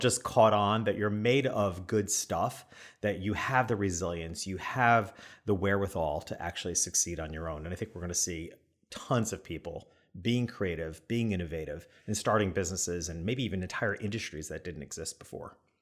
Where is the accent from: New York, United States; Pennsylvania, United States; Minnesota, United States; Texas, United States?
New York, United States; being a New Yorker